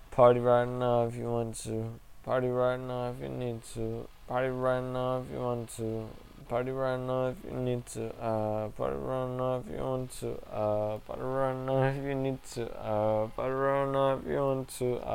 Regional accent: St. Louis, Missouri, United States; I'm from St. Louis. My mother's from Cali, got that Western influence.

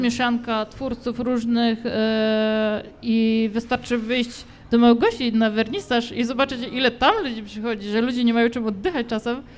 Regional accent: Radymno, Subcarpathian Voivodeship, Poland; now in Łódź, Poland; u mnie e, w Radymnie, skąd pochodzę

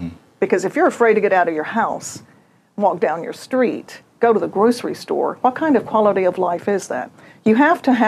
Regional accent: Fort Walton Beach, Florida, United States; moved away as an adult; now in Mobile, United States; I grew up in Fort Walton Beach, panhandle of Florida

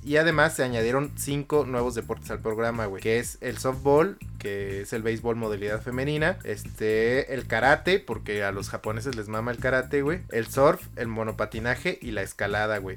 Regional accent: Mexico

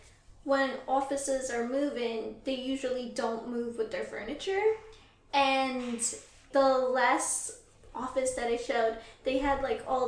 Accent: Guyana; moved away; I grew up in Guyana.

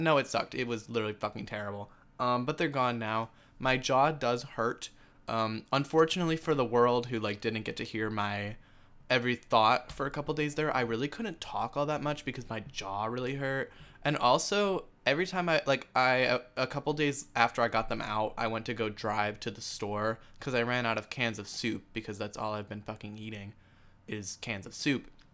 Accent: United States; me being an American

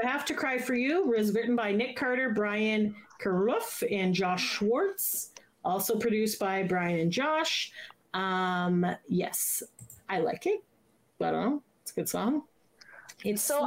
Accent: Canada; As a Canadian

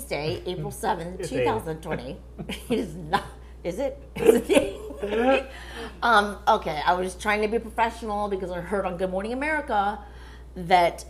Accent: Miami, Florida, United States; I'm from Miami

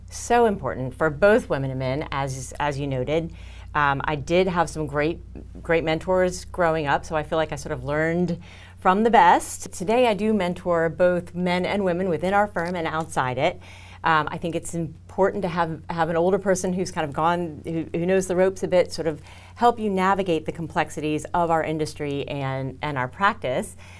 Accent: Houston, Texas, United States; I'm from Houston

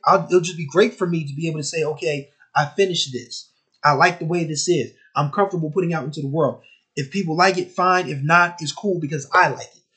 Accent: Wilmington, Delaware, United States; my hometown of Wilmington, Delaware

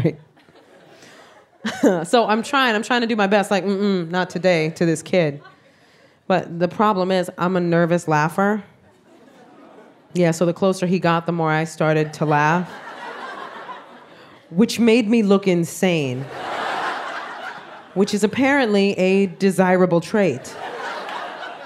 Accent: New York City, New York, United States; I am Puerto Rican from the South Bronx

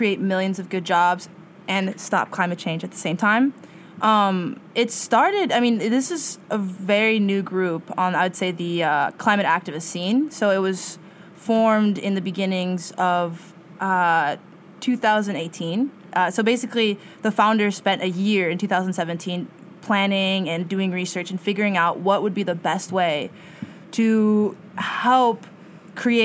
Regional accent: Madison, Wisconsin, United States; moved away as an adult; also born or lived in New Jersey; now in New York, United States; I was raised in Wisconsin, Madison, Wisconsin

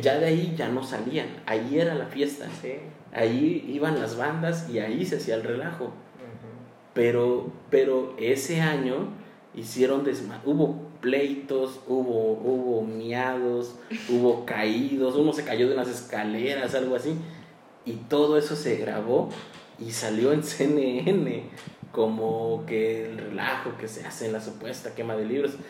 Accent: Chilpancingo, Guerrero, Mexico; los que somos de aquí de Chilpancingo

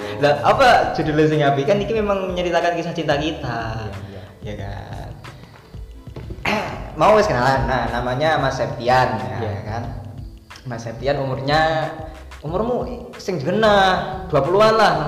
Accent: Banyuwangi, East Java, Indonesia; Kita lah sebagai orang Jawa Timur, kita tinggal di Jawa Timur. Banyuwangi tepatnya

